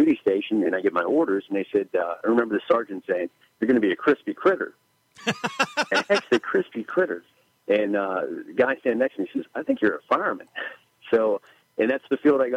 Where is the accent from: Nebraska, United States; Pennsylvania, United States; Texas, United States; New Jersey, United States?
Pennsylvania, United States; McKeesport; I was born in McKeesport Hospital, raised in the city, grew up here in the city